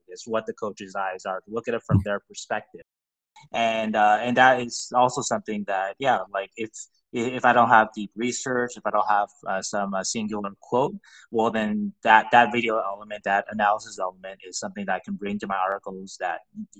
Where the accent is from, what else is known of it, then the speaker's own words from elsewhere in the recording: Las Vegas, Nevada, United States; I like to think that if I hadn't told everybody that I came from Vegas, I was a Kings fan